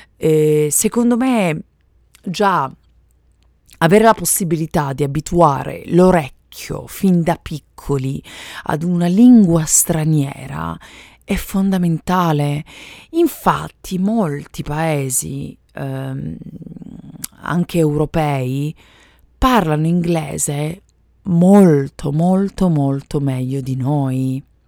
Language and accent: Italian; Italy; first language Italian; moved away as an adult; now in United States; sono madrelingua italiana